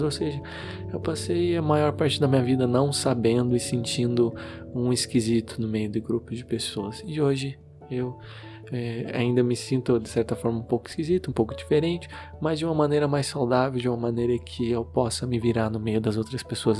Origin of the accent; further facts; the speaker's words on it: Curitiba, Paraná, Brazil; eu sou de Curitiba